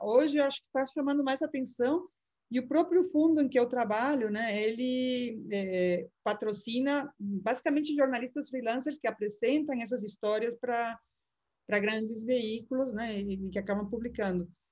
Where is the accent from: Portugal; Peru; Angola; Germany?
Peru; now in Brazil; sou do Peru